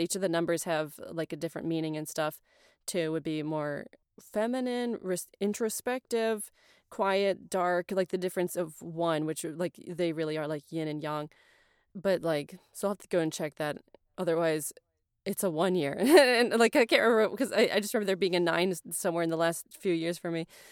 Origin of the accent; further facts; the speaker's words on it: United States; I'm American